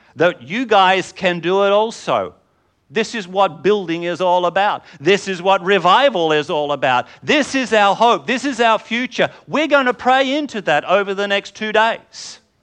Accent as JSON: {"language": "English", "region": "England", "country": "United Kingdom", "said": "I'm English"}